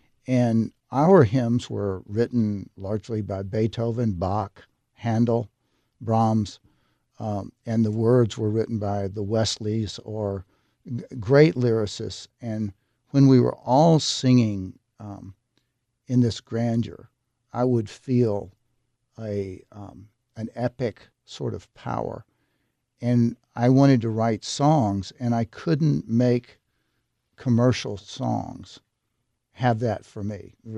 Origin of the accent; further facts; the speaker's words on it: Tennessee, United States; born or raised there